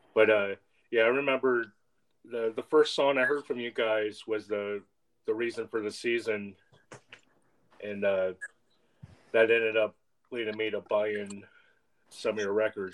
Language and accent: English; East Bay, California, United States; moved away; I grew up in the East Bay myself